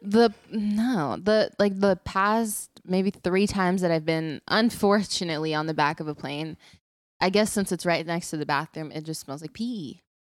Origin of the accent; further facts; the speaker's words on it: Texas, United States; I'm from Texas.